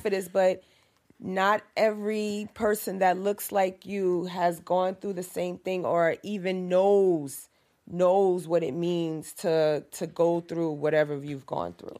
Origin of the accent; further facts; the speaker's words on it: New York City, New York, United States; also born or lived in Harlem, New York; I'm from Harlem, yes, and I grew up in Lakeview, and I'm back here in East Harlem again